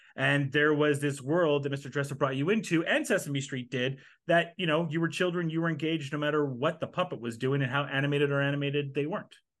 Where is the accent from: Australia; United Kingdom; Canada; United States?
Canada; as Canadians